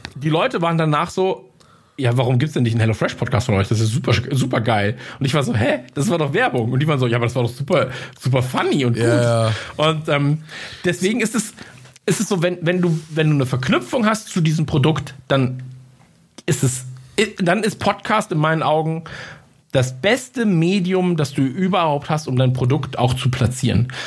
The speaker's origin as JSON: {"language": "German", "town": "Munich", "region": "Bavaria", "country": "Germany", "said": "ich komme aus München"}